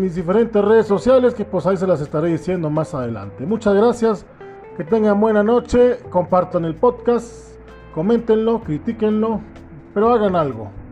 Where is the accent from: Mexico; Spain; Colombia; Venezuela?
Mexico; mi pueblo